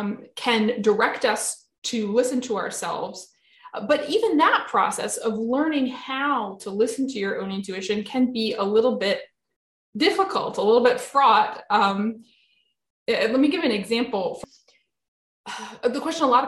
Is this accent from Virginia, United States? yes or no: yes; Virginia, United States; I found this one job that was in my home state of Virginia, where I was living at the time